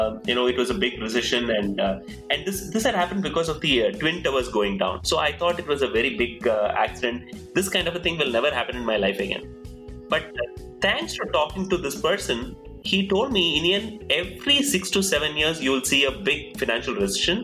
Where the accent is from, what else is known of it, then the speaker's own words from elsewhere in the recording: Coimbatore, Tamil Nadu, India; moved away as an adult; also born or lived in Bangalore, India / California, United States; I come from Coimbatore, so moved to Bangalore, which was a big city for me then